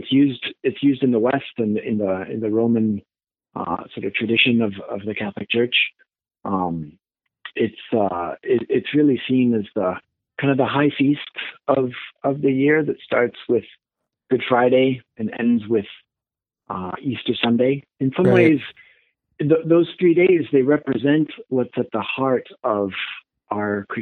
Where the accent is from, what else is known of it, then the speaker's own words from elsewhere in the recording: France; moved away as an adult; now in Ann Arbor, United States; I grew up in France, and I moved to the States for my college years, and been here ever since.